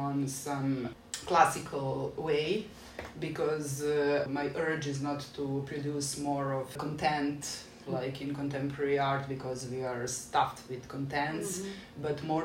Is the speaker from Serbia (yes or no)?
yes; Belgrade, Serbia; I'm from Belgrade, and since I'm born in 77, I still have that experience of being a pioneer, like Tito's pioneer, which means that I'm sort of raised on some values